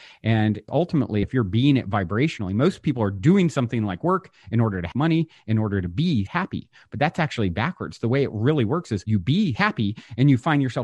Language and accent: English; Virginia, United States; now in California, United States; I grew up on the East Coast in Virginia. I currently live in California.